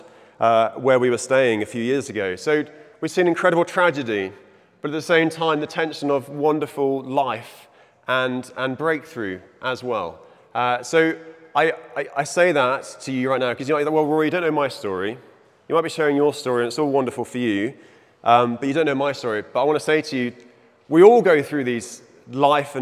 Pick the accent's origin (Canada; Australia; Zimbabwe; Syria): Zimbabwe; moved away; also born or lived in England; I was born in Zimbabwe. It's in my blood. My father was born in Zimbabwe